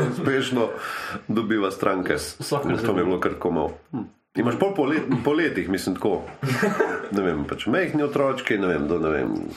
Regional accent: Slovenia; smo Slovenci

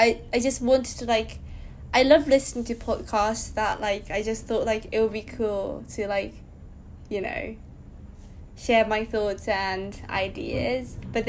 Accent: Japan; from Japan.

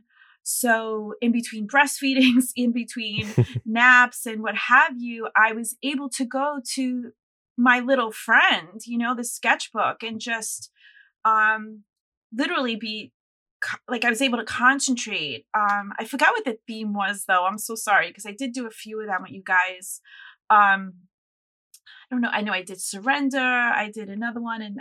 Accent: New York, United States; I'm a New Yorker, I'm born and raised here.

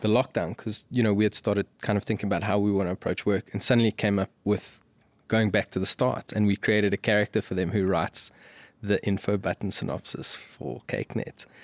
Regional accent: South Africa; as a South African

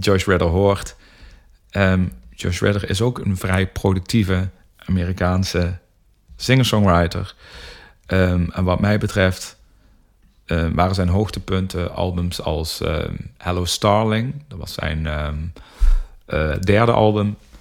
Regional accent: North Limburg, Netherlands; wij komen uit Noord Limburg allebei

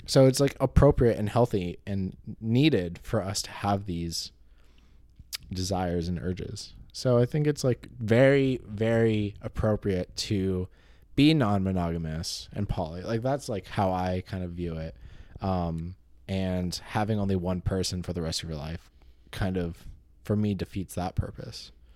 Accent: California, United States; I'm Californian.

